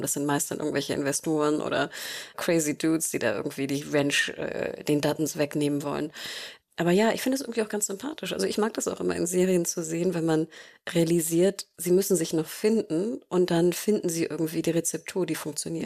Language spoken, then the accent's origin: German; Germany; wir, glaube ich, als Deutsche oder Europäer